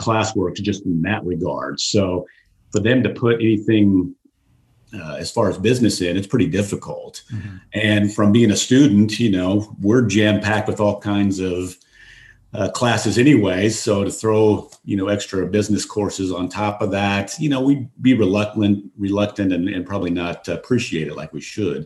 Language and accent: English; Colorado, United States; moved away as an adult; also born or lived in Phoenix, Arizona; now in Dallas, United States; I grew up in Colorado